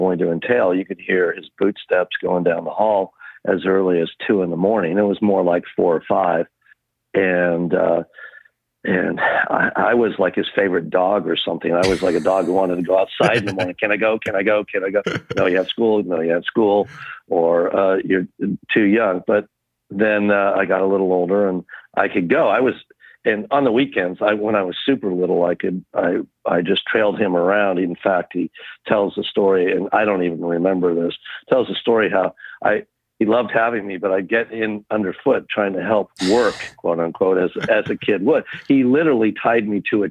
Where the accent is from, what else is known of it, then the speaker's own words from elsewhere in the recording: Oakville, California, United States; also born or lived in Berryessa; I grew up on the Oakville property and the Berryessa properties